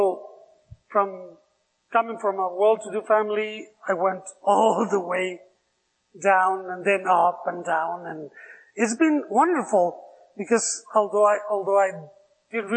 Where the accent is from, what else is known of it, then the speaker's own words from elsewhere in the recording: Mexico City, Mexico; English is a second language; also born or lived in Mérida, Yucatán; So I was raised in Mexico City. When I was 2 years old, we moved to Mexico City. So I was raised there.